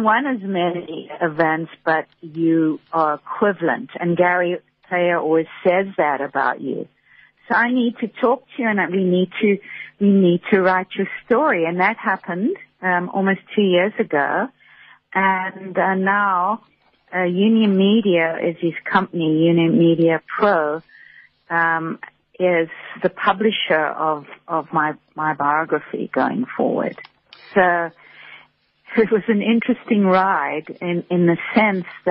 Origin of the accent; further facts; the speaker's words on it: South Africa; moved away as an adult; also born or lived in United States; coming back to South Africa, and, you know, I've lived back here now for 8 years